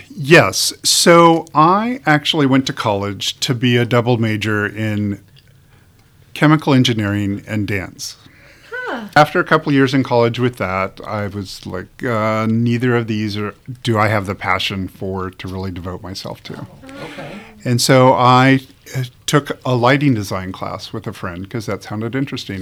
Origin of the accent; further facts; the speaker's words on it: Southern California, United States; moved away as an adult; also born or lived in Chicago / Detroit / New York; now in Omaha, United States; I grew up in Southern California.